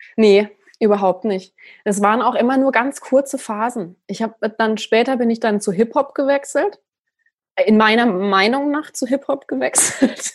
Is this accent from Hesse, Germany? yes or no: no; countryside near Freiburg, Baden-Württemberg, Germany; ich bin auf dem Land groß geworden und es gab in der Nähe von Freiburg